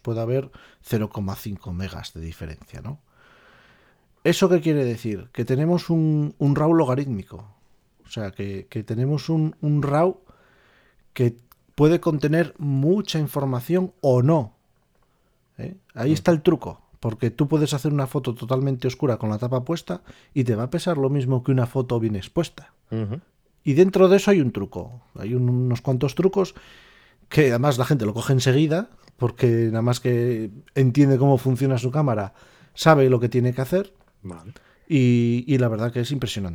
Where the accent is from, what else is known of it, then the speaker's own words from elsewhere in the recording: northern Spain, Spain; nací aquí en el norte